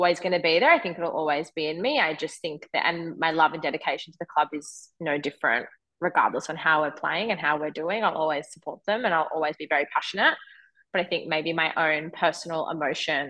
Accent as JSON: {"language": "English", "town": "Melbourne", "region": "Victoria", "country": "Australia", "tie": "born or raised there", "moved": "yes", "said": "now being back in Melbourne"}